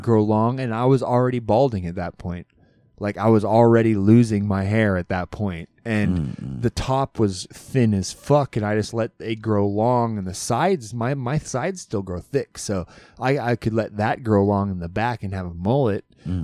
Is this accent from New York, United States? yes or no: no; Alaska, United States; growing up in Alaska